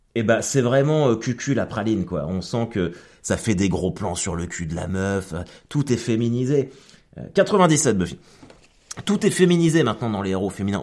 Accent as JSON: {"language": "French", "town": "Caen", "region": "Normandy", "country": "France", "said": "je suis canet"}